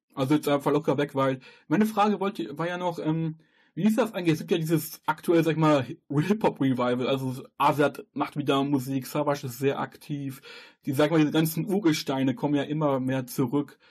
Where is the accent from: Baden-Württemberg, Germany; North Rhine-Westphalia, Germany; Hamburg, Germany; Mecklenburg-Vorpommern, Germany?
North Rhine-Westphalia, Germany; ich komme jetzt hier aus NRW